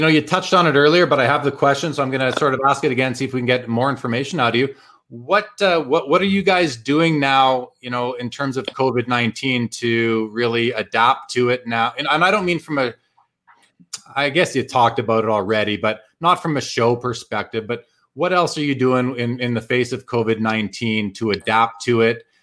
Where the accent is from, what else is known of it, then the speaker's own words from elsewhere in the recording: Winnipeg, Manitoba, Canada; moved away as an adult; It is my hometown. I lived there for the first 30 years of my life